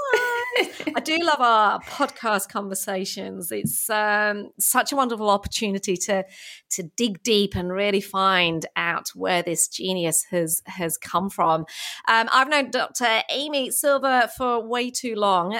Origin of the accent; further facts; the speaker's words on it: England, United Kingdom; now in Australia; being English myself